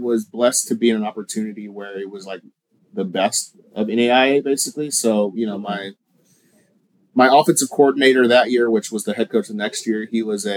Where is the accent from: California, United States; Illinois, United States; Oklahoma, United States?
Oklahoma, United States; moved away as an adult; also born or lived in Kansas City; I was born in Kansas City, was raised in Oklahoma, went back to Kansas City for school, and basically spent 10 years of my adult life after college in Kansas City